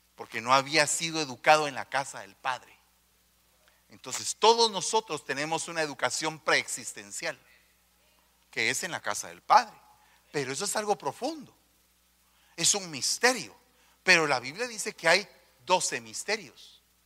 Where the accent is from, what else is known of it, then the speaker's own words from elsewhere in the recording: Guatemala; Yo vengo de los de, los de abajo, de un barrio